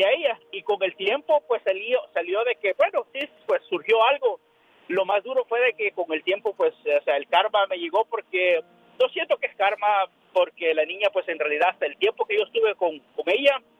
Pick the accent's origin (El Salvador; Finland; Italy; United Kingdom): El Salvador; also born or lived in Las Vegas, Nevada; now in Monte, California, United States; un día salí del Salvador, pero El Salvador nunca salió de mí.